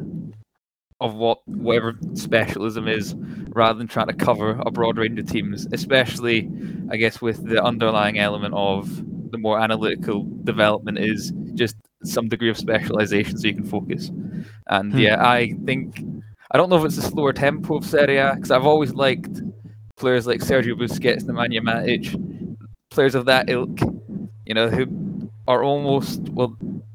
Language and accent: English; Scotland, United Kingdom; accent: Scottish; accent-wise, you can probably pick it up. I'm Scottish